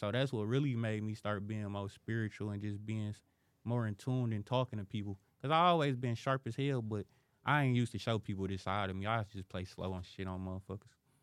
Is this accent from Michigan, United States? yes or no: yes; Detroit, Michigan, United States; born and raised in Detroit